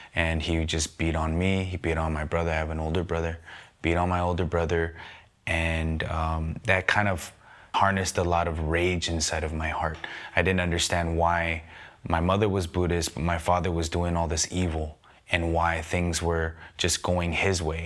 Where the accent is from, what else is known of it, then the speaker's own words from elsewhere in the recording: San Gabriel Valley, California, United States; I grew up in the San Gabriel Valley.